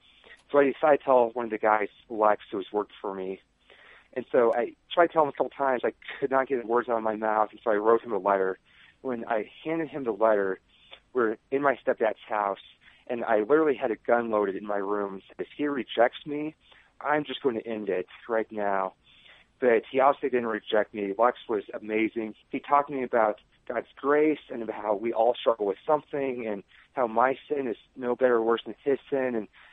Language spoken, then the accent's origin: English; North Platte, Nebraska, United States; moved away as an adult; I went back to my hometown of North Platte.